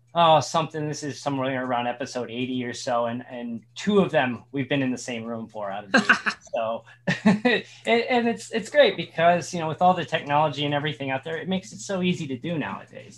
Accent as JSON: {"language": "English", "region": "Indiana", "country": "United States", "tie": "born or raised there", "moved": "yes", "said": "I grew up in Indiana"}